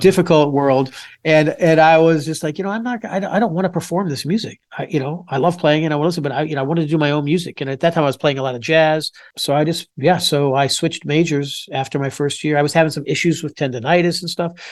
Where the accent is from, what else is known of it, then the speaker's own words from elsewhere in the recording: Pompano Beach, Florida, United States; moved away as an adult; also born or lived in Louisville, Kentucky / Wheaton, Illinois / Boston; grew up in Pompano Beach, Florida.